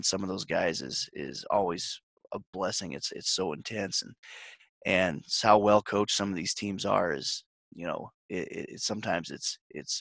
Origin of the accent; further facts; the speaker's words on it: Wisner, Nebraska, United States; moved away; I grew up in Wisner